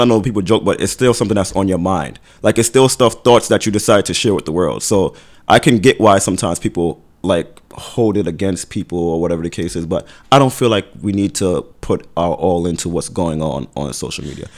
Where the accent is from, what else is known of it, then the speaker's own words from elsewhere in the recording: Brooklyn, New York, United States; I'm from Brooklyn.